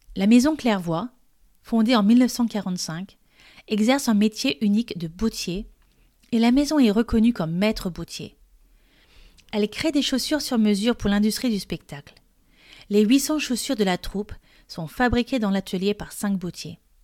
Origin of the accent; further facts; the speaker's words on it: France; je suis française et coach de français